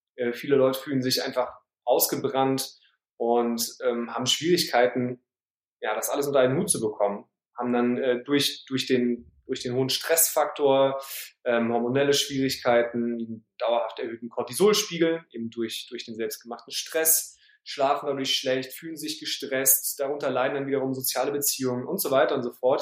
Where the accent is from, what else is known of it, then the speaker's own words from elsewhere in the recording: Heidelberg, Baden-Württemberg, Germany; moved away as an adult; now in Hamburg, Germany; Ich bin in, äh, im Süden geboren, in Heidelberg, wo ich auch gerade jetzt bin, bei meinen Eltern zu Hause übers Wochenende. Aber seit 2012 Wahlhamburger